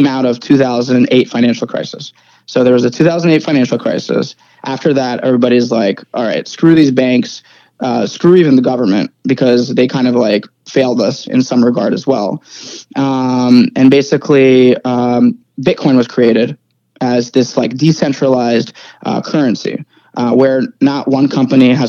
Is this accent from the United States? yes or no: yes; New Jersey, United States; also born or lived in Ukraine / New York / Rhode Island; Moved to New York, lived in New Jersey for the most part